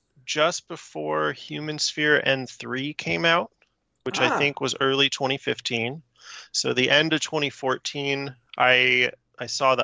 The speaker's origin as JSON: {"language": "English", "area": "the Bay Area", "region": "California", "country": "United States", "said": "I'm from the Bay Area, and the Bay Area, if you're outside of it, is sort of this, you know, collection of cities around the San Francisco Bay."}